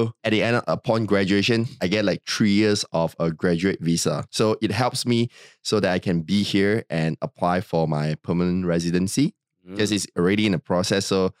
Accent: Malaysia; first language English; English is mainly my first language. It's just because I guess like growing up in Malaysia, the accent would be different because like you're speaking like Malaysian, like kind of English.

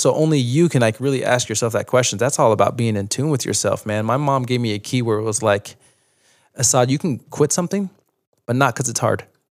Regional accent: New York, United States; also born or lived in Utah; My mom, you know, my dad was abusive and we were growing up in New York and my mom just took us one night. Like, it went too far one night. It took all seven kids to Utah.

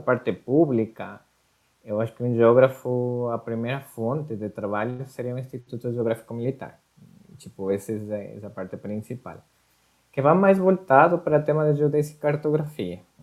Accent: Quito, Pichincha, Ecuador; Portuguese is a second language; moved away as an adult; now in Curitiba, Brazil; sou, sou equatoriano

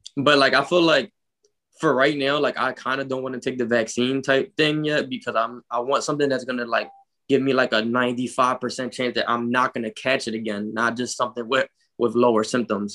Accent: Philadelphia, Pennsylvania, United States; I grew up in North Philadelphia.

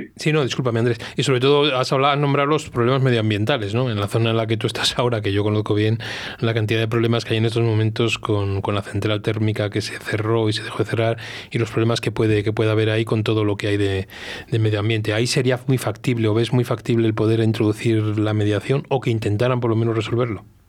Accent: Velilla del Río Carrión, Castile and León, Spain; moved away; Yo nací en Belilla del Río Carrión

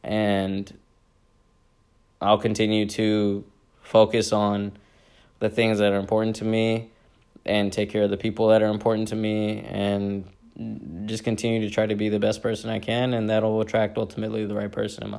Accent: Pakistan; me being the Pakistani guy that I am with the ethics and values I was raised on

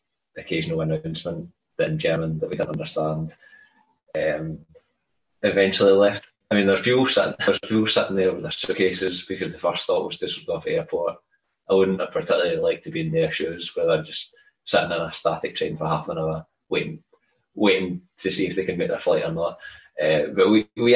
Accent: Scotland, United Kingdom; I'm Scottish, Loch Lomond.

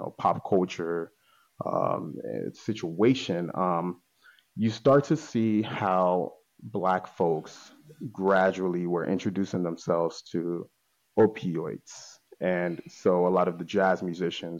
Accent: Italy; also born or lived in Nigeria; now in Baltimore, United States; I'm Nigerian, but I was born in Italy.

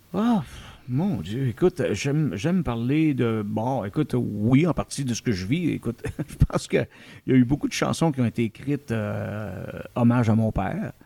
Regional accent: Outaouais, Quebec, Canada; chez nous en Outaouais

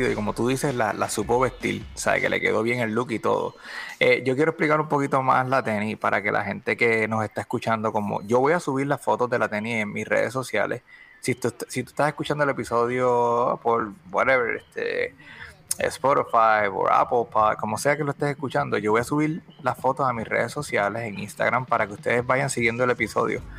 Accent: Bayamón, Puerto Rico; soy de Bayamón.

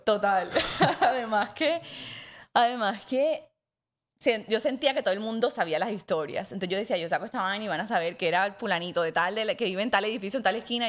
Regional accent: Montería, Córdoba, Colombia; la gente con la que crecí en Montería

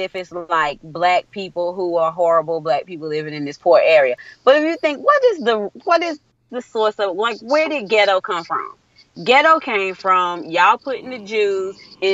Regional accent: United States; accent: country

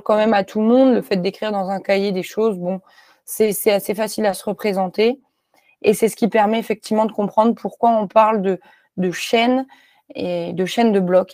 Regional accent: Clermont-Ferrand, Auvergne-Rhône-Alpes, France; moved away as an adult; also born or lived in Lyon; j'ai grandi à Clermont-Ferrand

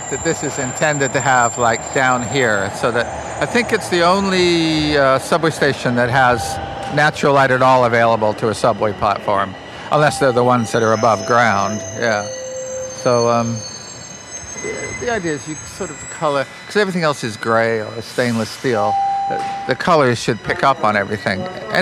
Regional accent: Beamsville, Ontario, Canada; also born or lived in Stoney Creek, Ontario; I grew up in rural Niagara area, Ontario, you know, just in that sort of Beamsville, Jordan, countryside.

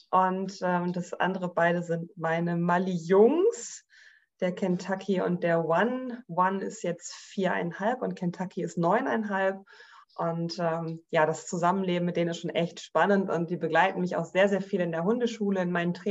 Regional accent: Northern Germany, Germany; nichtsdestotrotz bin ich aber sehr, sehr häufig auch in meiner alten Heimat noch in Norddeutschland, weil meine Familie dort auch noch lebt

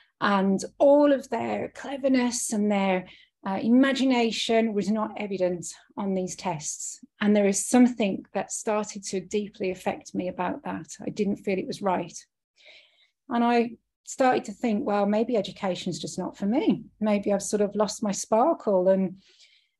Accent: United Kingdom; moved away; I'm British. That's where I was born and raised

